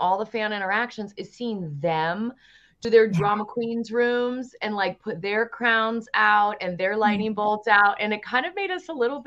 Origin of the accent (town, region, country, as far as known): Virginia, United States; born or raised there; moved away as an adult; also born or lived in New York